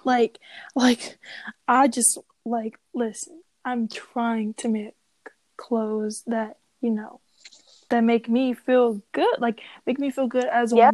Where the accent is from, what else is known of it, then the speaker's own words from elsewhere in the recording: Nigeria; I am Nigerian